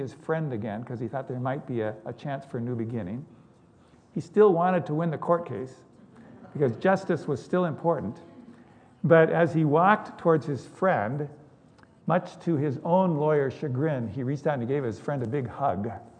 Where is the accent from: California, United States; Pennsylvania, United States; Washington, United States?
Washington, United States; Seattle; I grew up in West Seattle. West Seattle prides itself on being a progressive and open community.